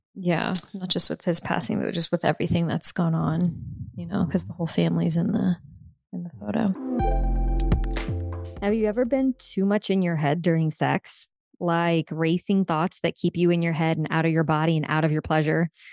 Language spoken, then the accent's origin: English; New Orleans, Louisiana, United States; I'm from New Orleans